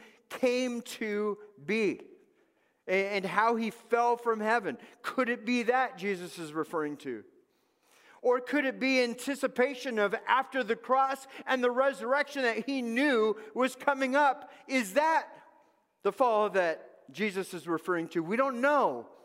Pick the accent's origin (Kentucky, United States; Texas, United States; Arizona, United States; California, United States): California, United States; Los Angeles; moved away; I grew up in Los Angeles